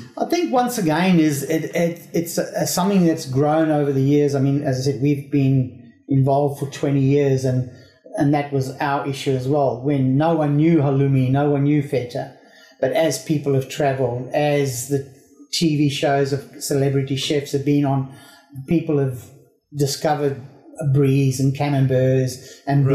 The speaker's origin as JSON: {"language": "English", "country": "South Africa", "tie": "born or raised there", "said": "I grew up in South Africa"}